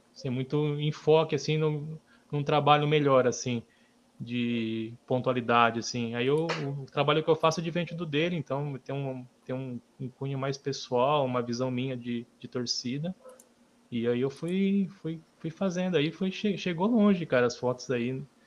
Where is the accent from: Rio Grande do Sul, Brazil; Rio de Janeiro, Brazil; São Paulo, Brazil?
São Paulo, Brazil; Cananéia; now in Santo André, Brazil; quando vim morar para Santo André, que eu não sou natural daqui, sou de Cananéia.